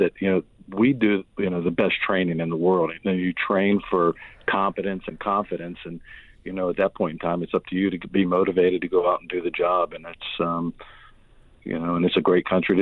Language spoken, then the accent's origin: English; Alexandria, Virginia, United States; moved away as an adult; I grew up just outside of the Beltway in Alexandria, Virginia